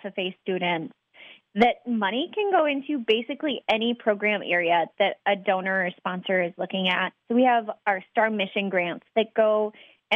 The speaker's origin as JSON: {"language": "English", "region": "southern Wisconsin", "country": "United States", "tie": "born or raised there", "said": "I grew up on a small farm in southern Wisconsin"}